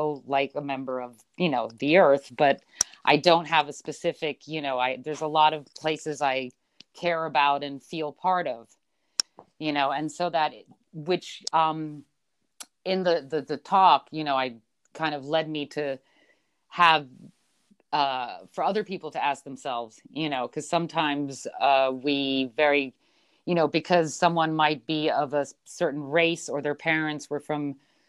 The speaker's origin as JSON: {"language": "English", "country": "Belgium", "tie": "born or raised there", "also_born_or_lived": "Switzerland / Philippines / United States", "said": "You know, I was born in Switzerland, but raised in Belgium and the Philippines, and time in the U.S."}